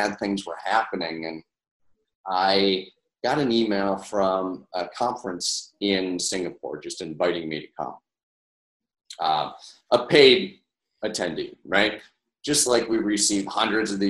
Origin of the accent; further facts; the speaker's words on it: Syracuse, New York, United States; also born or lived in Skaneateles, New York; I'm from Central New York, obviously, and I grew up a fifth generation retailer. My parents had a grocery store right in Syracuse, New York. And so it's where I grew up